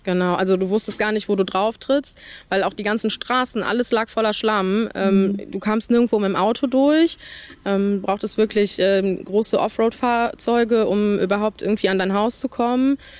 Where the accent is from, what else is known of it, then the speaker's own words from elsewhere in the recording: Dernau, Rhineland-Palatinate, Germany; das ist meine Heimat, hier will ich nicht weg